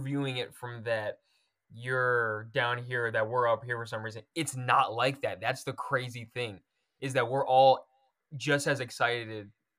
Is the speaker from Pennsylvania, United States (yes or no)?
yes; Oxford, Pennsylvania, United States; his brother is a police officer in my hometown, Oxford, Pennsylvania, where I grew up.